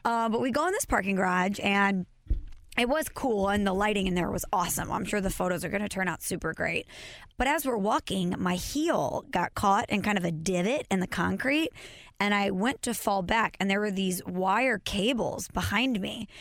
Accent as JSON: {"language": "English", "town": "Belleville", "region": "Illinois", "country": "United States", "tie": "born or raised there", "said": "my hometown, Belleville, Illinois"}